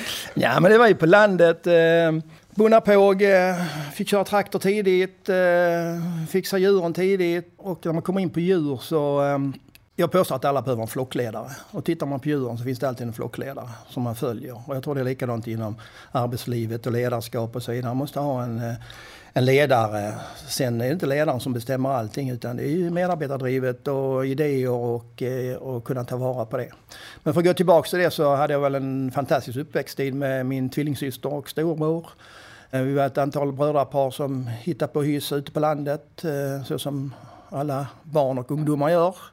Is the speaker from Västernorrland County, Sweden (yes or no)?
no; Kärraberga, Skåne, Sweden; moved away as an adult; also born or lived in Skövde / Stockholm; Min första adress var Kärraberga. Det är ingen som vet var det ligger, men det är en eh, liten, liten by mellan Åstorp och Kvidinge här i nordvästra Skåne.